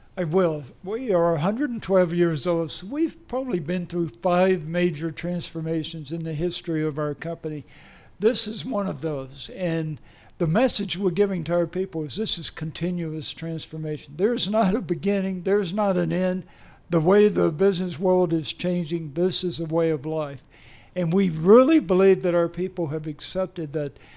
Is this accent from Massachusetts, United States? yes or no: no; Mississippi, United States; moved away as an adult; also born or lived in Tennessee / New Jersey; I grew up in Mississippi